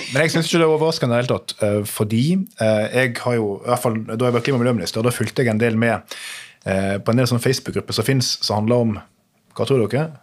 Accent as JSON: {"language": "Norwegian", "town": "Nordfjordeid", "region": "Vestland", "country": "Norway", "moved": "as an adult", "lives_now": "Oslo, Norway", "said": "satt i kommunestyret hjemme på Nordfjordeid"}